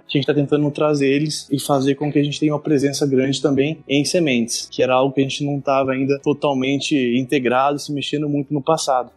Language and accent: Portuguese; São Manuel, São Paulo, Brazil; moved away as an adult; also born or lived in Ilha Solteira / Passo Fundo / Lucas do Rio Verde / Tangará da Serra; sou natural de São Manuel